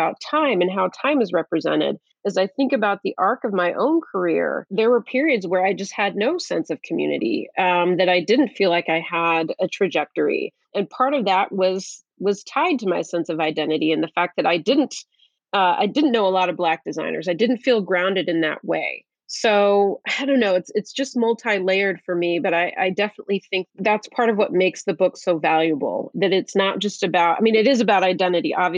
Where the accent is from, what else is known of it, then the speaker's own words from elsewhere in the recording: Midwest, United States; I was born here in the United States. I'm a Midwesterner.